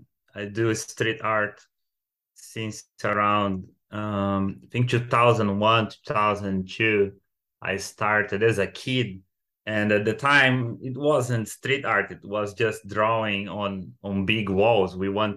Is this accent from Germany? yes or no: no; Brazil; now in London, United Kingdom; I'm 31 and I moved from Brazil few countries before I get to London where I'm based now